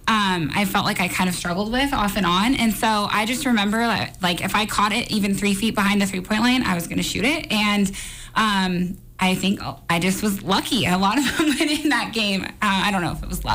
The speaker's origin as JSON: {"language": "English", "town": "Monroe", "region": "Washington", "country": "United States", "said": "I was from Monroe"}